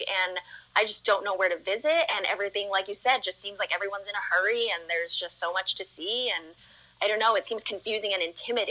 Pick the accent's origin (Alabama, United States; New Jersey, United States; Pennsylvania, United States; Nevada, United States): Nevada, United States; Las Vegas; So I was born and raised in Vegas, and I still live here. I've never lived anywhere else except for Las Vegas.